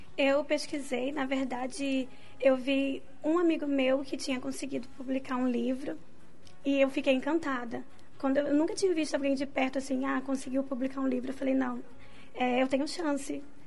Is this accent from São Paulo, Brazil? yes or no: no; Rio de Janeiro, Brazil; eu sou carioca